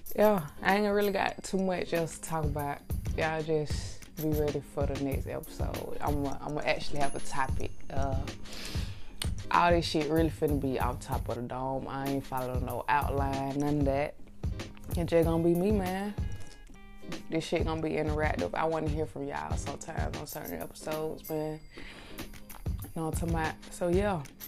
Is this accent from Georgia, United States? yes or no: yes; Atlanta, Georgia, United States; I'm straight out, straight out of Atlanta, real Atlanta shit. I grew up in Lakewood, man.